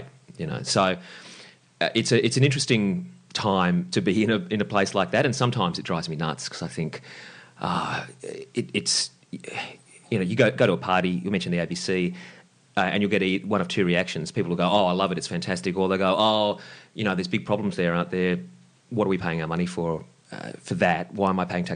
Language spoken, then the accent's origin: English; Lismore, New South Wales, Australia; now in Sydney, Australia; I grew up in Lismore, and that's where I got into radio.